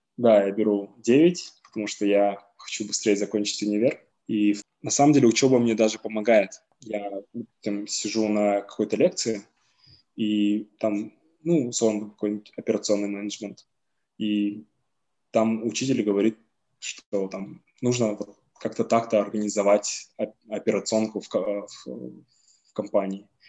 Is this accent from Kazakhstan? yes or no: yes; Kazakhstan